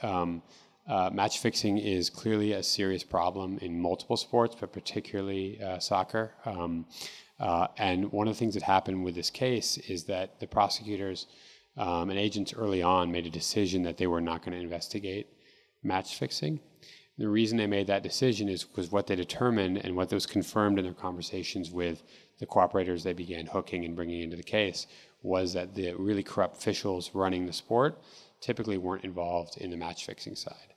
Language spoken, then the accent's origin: English; Seattle, Washington, United States; also born or lived in Mexico; I grew up here in Seattle